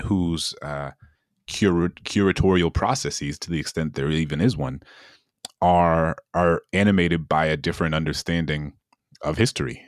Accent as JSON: {"language": "English", "town": "New Orleans", "region": "Louisiana", "country": "United States", "tie": "born or raised there", "said": "my hometown in New Orleans"}